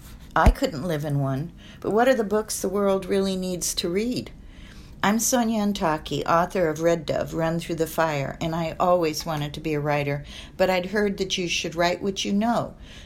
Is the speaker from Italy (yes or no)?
no; Egypt; born there; My mother was Swiss, my father English and Syro-Lebanese, and I was born in Egypt.